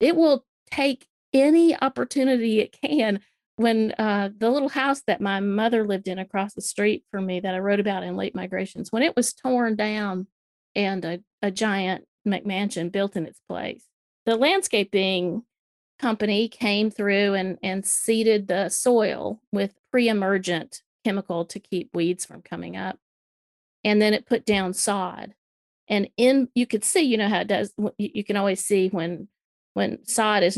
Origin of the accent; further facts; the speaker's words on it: Alabama, United States; also born or lived in South Carolina; now in Tennessee, United States; I live in Tennessee. I grew up in Alabama, went to school in South Carolina, married a Georgia boy. I'm pretty Southern through and through